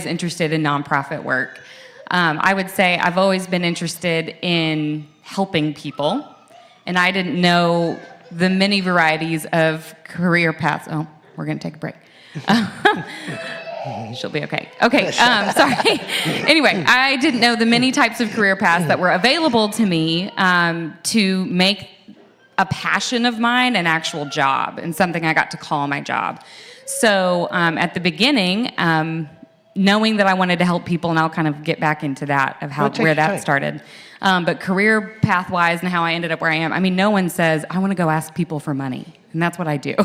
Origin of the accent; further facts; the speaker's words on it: Franklin, Tennessee, United States; I grew up in Franklin, in the early 90s and early 2000s, when Franklin was the place to be. My dad, you know, they picked this community because they could commute to their Nashville job